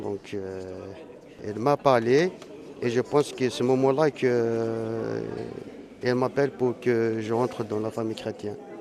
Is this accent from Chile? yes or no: no; Kabylie, Algeria; moved away as an adult; now in France; je suis un Algérien d'origine kabyle